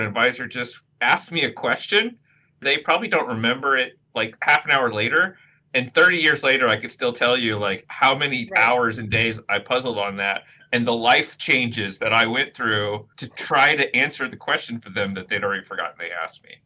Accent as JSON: {"language": "English", "region": "Indiana", "country": "United States", "said": "I'm from Indiana"}